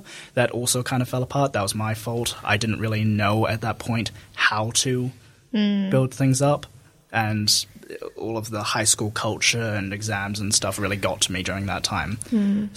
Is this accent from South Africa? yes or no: no; Dunedin, Otago, New Zealand; also born or lived in Christchurch; I was born in Christchurch, but basically brought immediately to Dunedin. So I am a Dunedin resident, lived here, raised here all my life